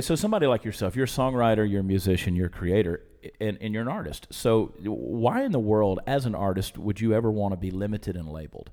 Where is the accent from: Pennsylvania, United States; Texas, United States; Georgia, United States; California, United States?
Georgia, United States; I grew up in Georgia